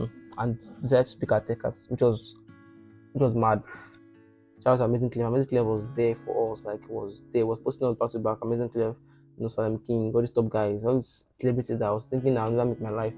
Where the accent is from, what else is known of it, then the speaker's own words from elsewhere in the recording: Ota, Ogun State, Nigeria; also born or lived in Lagos; I grew up in Ota area. You know, I think from primary school to like secondary school in Ota area.